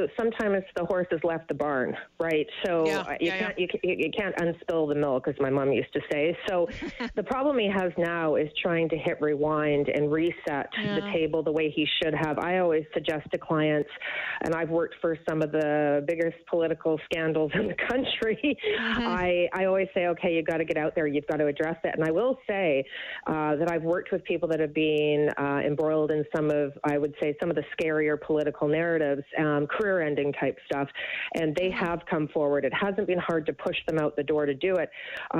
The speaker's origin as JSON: {"language": "English", "country": "Canada", "said": "as a conservative, but more importantly as a Canadian"}